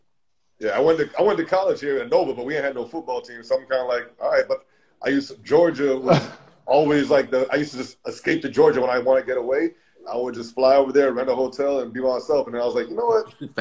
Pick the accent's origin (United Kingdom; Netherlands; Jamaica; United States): Jamaica; Montego Bay, Saint James; moved away; I'm born and raised in Jamaica, Montego Bay, Jamaica.